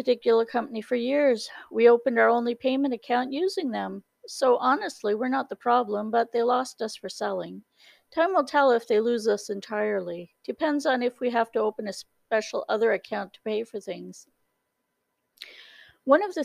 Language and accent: English; Canada; I'm Canadian